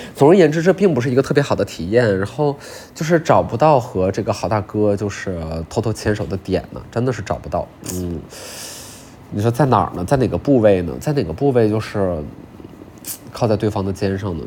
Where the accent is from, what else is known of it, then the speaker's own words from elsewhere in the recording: China; 我们中国人